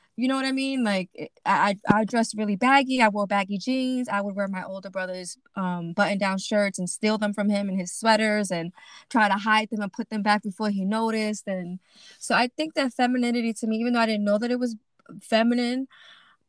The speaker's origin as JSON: {"language": "English", "town": "New York City", "region": "New York", "country": "United States", "tie": "born or raised there", "moved": "as an adult", "lives_now": "New Jersey, United States", "said": "I grew up in Brooklyn, East New York. And I've been living in New Jersey for about 5 years."}